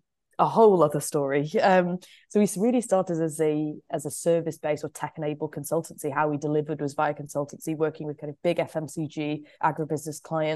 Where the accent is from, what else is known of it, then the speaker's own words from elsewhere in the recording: Stockport, North West England, United Kingdom; I grew up above nurseries in Stockport outside of Manchester.